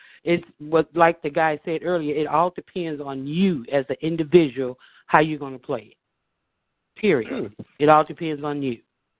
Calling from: Chicago, Illinois, United States; I'm calling from Rogers Park

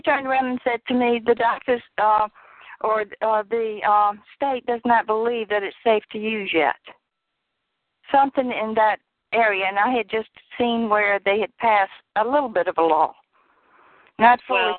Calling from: Richmond, Virginia, United States; Richmond, Virginia.

